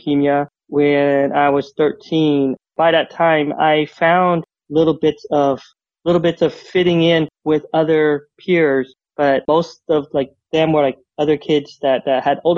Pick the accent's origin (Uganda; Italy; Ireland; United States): United States; Utah, Southern California; we moved out from Utah. We moved out to Southern California where his side of the family lived